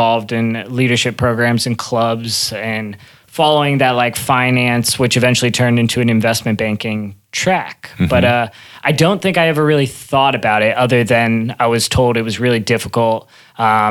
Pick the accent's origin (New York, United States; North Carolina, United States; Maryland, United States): Maryland, United States; I grew up in Maryland, probably about an hour outside the D.C. area.